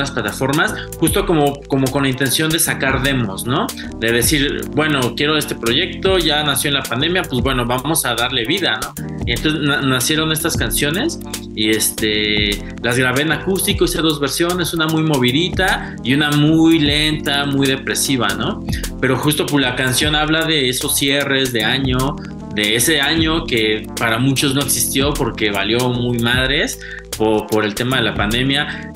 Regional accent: Mexico; somos mexicanos

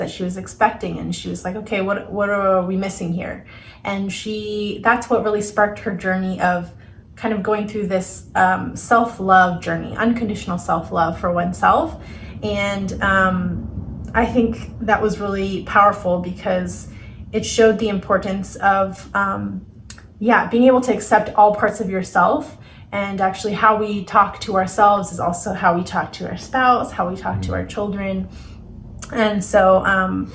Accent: Ohio, United States; I'm from Ohio

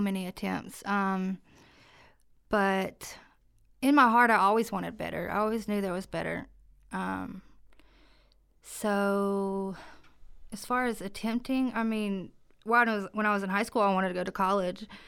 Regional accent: Jackson County, North Carolina, United States; also born or lived in Cherokee; I am local, born and raised in Jackson County.

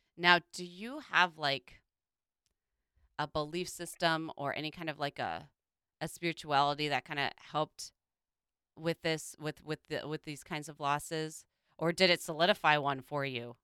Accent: Midwest, United States; growing up in the Midwest

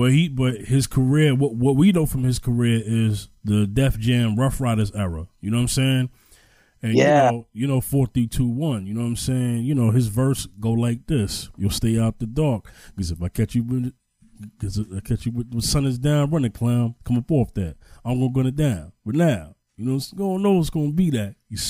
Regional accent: New York, United States; I remember just growing up in New York

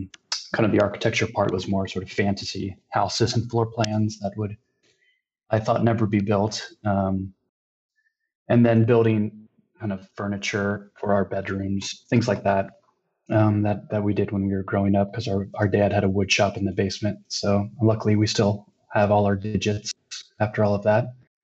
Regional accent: Cincinnati, Ohio, United States; now in San Francisco, United States; So I am originally from Cincinnati, Ohio. My parents still live there.

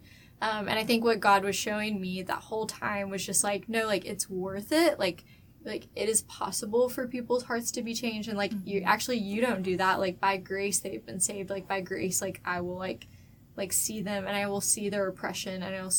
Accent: Moore, Oklahoma, United States; I grew up in Moore, Oklahoma, which is where all the F5 tornadoes mm-hmm. come through.

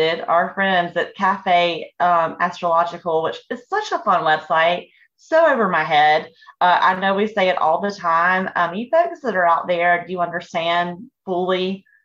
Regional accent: Fort Mill, South Carolina, United States; In the town we grew up in Fort Mill, South Carolina, at the time it was a very, very small town

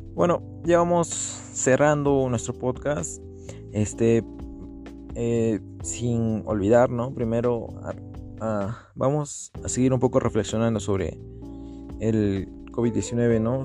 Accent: Peru; also born or lived in Arequipa, Peru; acá en Perú y en Arequipa también

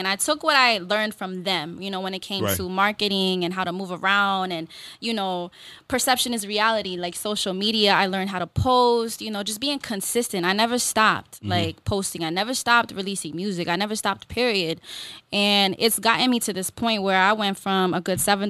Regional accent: Washington, District of Columbia, United States; also born or lived in Houston; Columbia Heights D.C. Uptown

